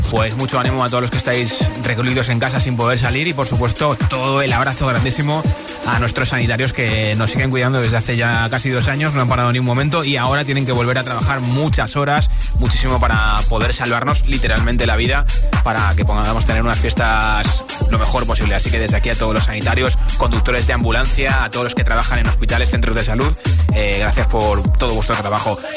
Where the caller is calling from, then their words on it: Aranjuez, Community of Madrid, Spain; Hola, Josué … de Aranjuez y estas navidades eh, lo que voy a hacer es